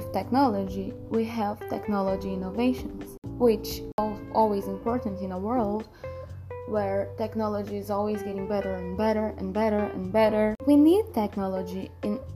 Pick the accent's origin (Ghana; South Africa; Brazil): Brazil; I'm from Brazil, I'm 16 years old